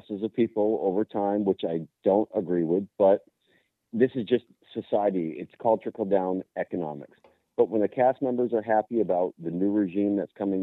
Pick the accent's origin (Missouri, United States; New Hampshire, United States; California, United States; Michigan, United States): New Hampshire, United States; I come from New Hampshire